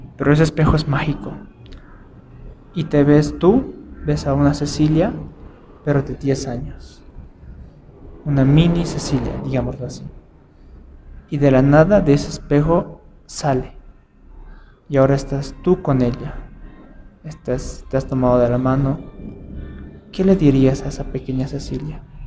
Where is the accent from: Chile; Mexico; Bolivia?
Bolivia; soy de Bolivia, soy de acá, mis papás son del área rural